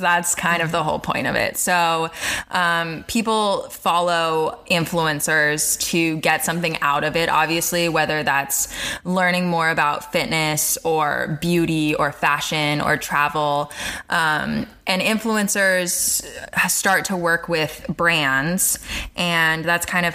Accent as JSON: {"language": "English", "town": "Palm Springs", "region": "California", "country": "United States", "tie": "born or raised there", "moved": "yes", "said": "I grew up in Palm Springs, California"}